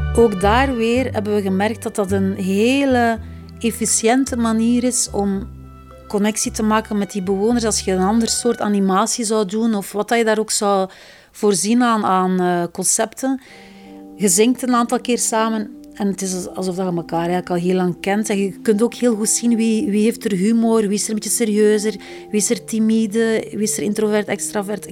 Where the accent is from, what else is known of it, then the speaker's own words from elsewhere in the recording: Flanders, Belgium; we zeker als Vlamingen